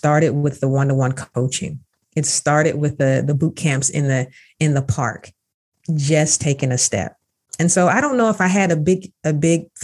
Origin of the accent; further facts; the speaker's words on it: Jacksonville, Florida, United States; now in Pittsburgh, United States; my hometown, Jacksonville, Florida. I am truly from Duval, but I'm in Pittsburgh, Pennsylvania now